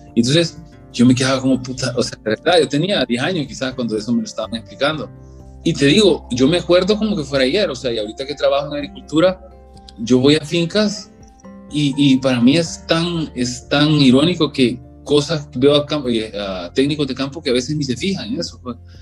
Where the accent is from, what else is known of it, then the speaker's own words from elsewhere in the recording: El Salvador; mi papá era ingeniero agrónomo, pues, de, de aquí de El Salvador. Yo crecí prácticamente estudiando agricultura